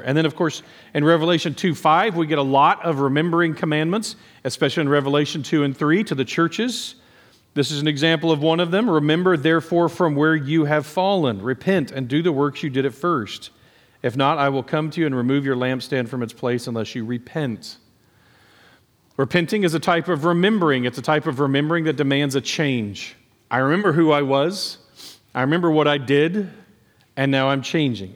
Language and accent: English; Nacogdoches, Texas, United States; growing up in Nacogdoches